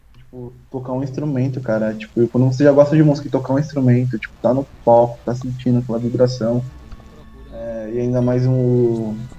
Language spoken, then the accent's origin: Portuguese; Brazil; a gente é brasileiro